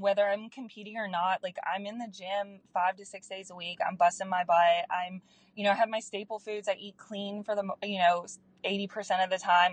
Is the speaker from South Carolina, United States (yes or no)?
yes; Anderson, South Carolina, United States; So I am from a small town in Anderson, South Carolina. So I'm a Southern girl.